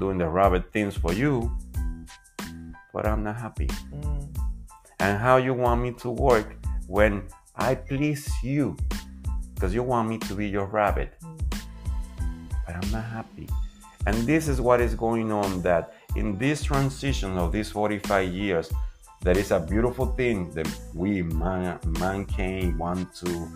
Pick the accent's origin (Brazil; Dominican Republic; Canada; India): Dominican Republic; I'm coming from the Dominican Republic and we are the results of a big diverse society